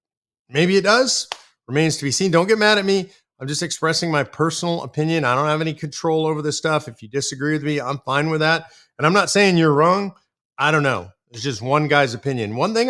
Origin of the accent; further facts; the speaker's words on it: California, United States; because I'm originally from California.